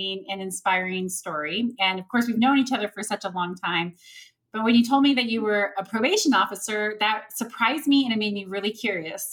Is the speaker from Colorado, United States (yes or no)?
yes; Montrose, Colorado, United States; We grew up in Montrose, Colorado together, small rural town on the western slope of Colorado.